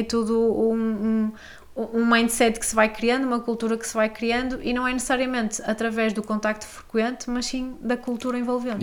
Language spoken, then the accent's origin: Portuguese; Maia, Norte, Portugal; Sou da Maia.